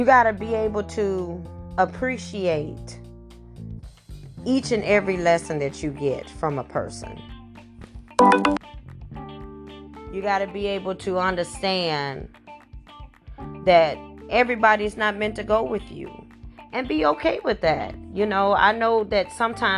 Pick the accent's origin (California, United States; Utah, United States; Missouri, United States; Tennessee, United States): Missouri, United States; St. Louis; I have been born and raised in St. Louis, Missouri